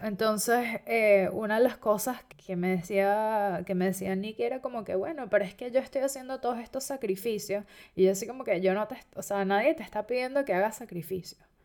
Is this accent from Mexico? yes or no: no; Venezuela; moved away; independientemente de que yo haya nacido en Venezuela y que soy venezolano